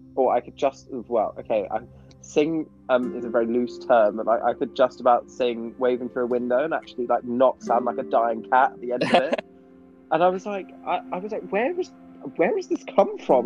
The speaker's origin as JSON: {"language": "English", "region": "England", "country": "United Kingdom", "also_born_or_lived": "Pennsylvania, United States", "accent": "English", "said": "I had to sing it in my own accent"}